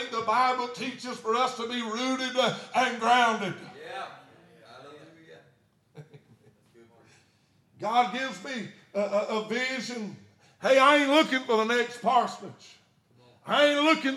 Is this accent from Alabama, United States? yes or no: yes; Satsuma, Alabama, United States; I'm from Satsuma, right above Mobile